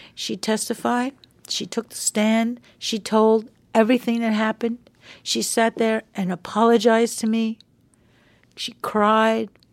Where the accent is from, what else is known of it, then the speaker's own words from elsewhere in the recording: Long Island, New York, United States; we were kids growing up on Long Island together